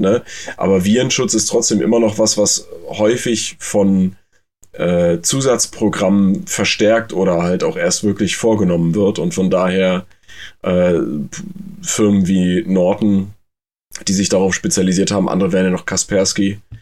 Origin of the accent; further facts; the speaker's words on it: Germany; bei uns in Deutschland